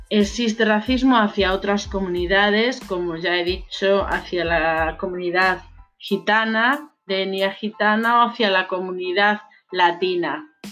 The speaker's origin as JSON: {"language": "Spanish", "country": "Spain", "said": "Yo me preguntaba, soy española, ¿cuál es mi ENIA?"}